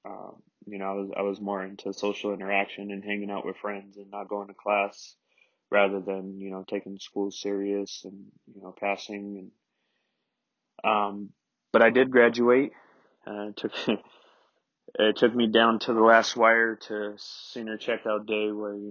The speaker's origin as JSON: {"language": "English", "town": "Denver", "region": "Colorado", "country": "United States", "tie": "born or raised there", "said": "born and raised in Denver, Colorado, 28 years. I lived here my whole life"}